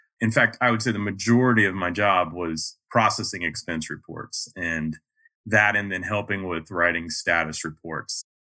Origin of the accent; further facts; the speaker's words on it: Raleigh, North Carolina, United States; accent: neutral mid-Atlantic; I'm originally from Raleigh, North Carolina. So I don't quite have the Southern accent. My parents were from Massachusetts. So I grew up speaking a fairly neutral mid-Atlantic accent.